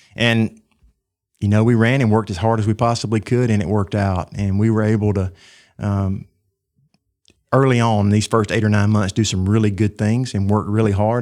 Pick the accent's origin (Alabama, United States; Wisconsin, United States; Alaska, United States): Alabama, United States; Tuscaloosa; born and raised in Tuscaloosa at the end of a dirt road in Cottondale, which is an unincorporated part of the county.